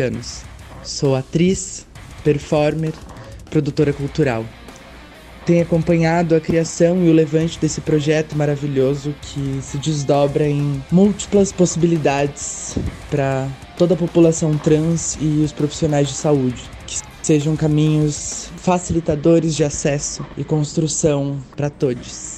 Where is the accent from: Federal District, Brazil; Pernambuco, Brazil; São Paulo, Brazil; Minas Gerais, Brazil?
São Paulo, Brazil; nascida e crescida em São Paulo